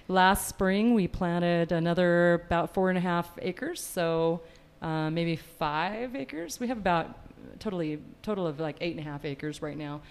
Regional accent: north central Washington, United States; moved away as an adult; also born or lived in Walla Walla, Washington; now in Eagle, Idaho, United States; both of us grew up on cattle ranches in north central Washington

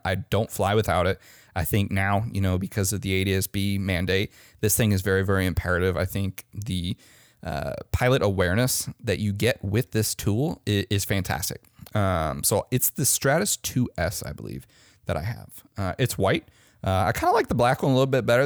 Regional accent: Omaha, Nebraska, United States; moved away; my hometown in Omaha, Nebraska

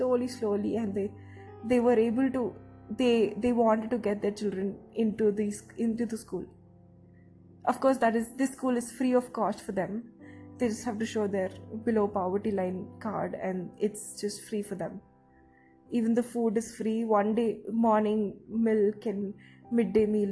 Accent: India; I am from India

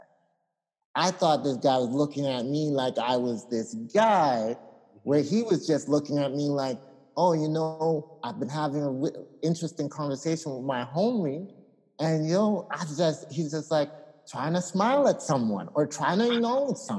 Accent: Ghana; I'm from Ghana

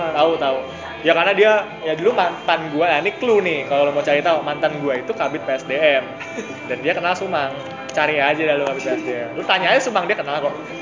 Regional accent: Bekasi, West Java, Indonesia; moved away; also born or lived in Semarang; teman SMA gue, karena gue dari Bekasi

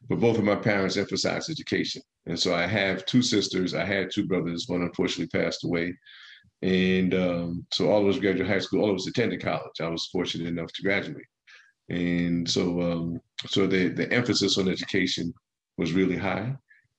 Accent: Plainfield, New Jersey, United States; also born or lived in Newark, New Jersey / Piscataway, New Jersey; I was raised in Plainfield

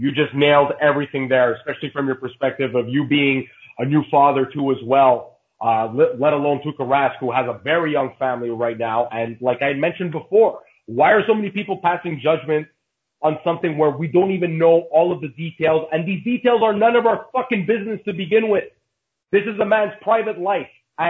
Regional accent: Canada; like me as a Canadian fan

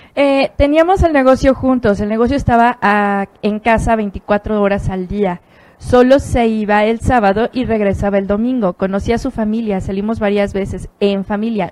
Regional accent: Mexico; yo nací en México

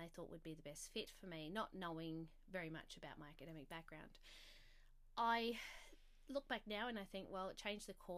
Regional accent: South Australia, Australia; I grew up in South Australia

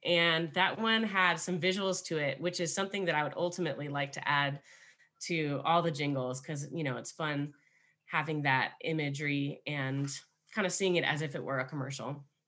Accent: Los Angeles, California, United States; also born or lived in Highland Park / Altadena; I am from Los Angeles, born and raised

